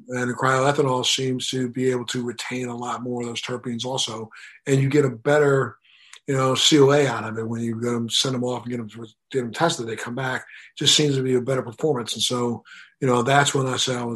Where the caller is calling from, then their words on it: Miami, Florida, United States; I'm calling you from, I'm zooming in from Miami, Florida.